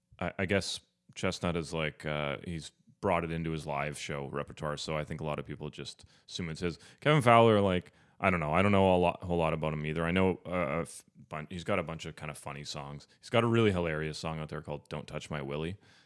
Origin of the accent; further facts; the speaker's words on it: Ontario, Canada; I'm from Northern Ontario.